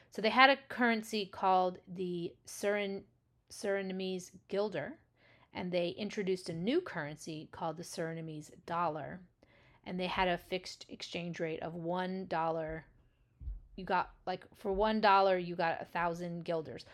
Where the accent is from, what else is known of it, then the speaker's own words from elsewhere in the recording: United States; as an American